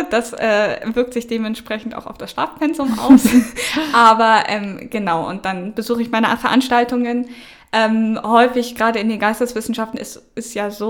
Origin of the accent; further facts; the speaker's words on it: Northern Germany, Germany; Ich komme aus dem Norden, da haben wir eigentlich alle protestantischen äh, Unterricht in Religion